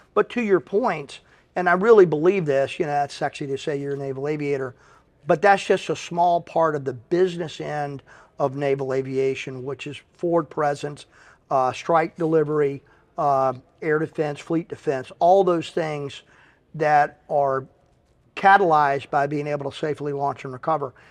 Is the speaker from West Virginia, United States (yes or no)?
no; Henderson, North Carolina, United States; moved away as an adult; now in Pensacola, United States; I was leaving my hometown of Henderson, North Carolina, and headed to Pensacola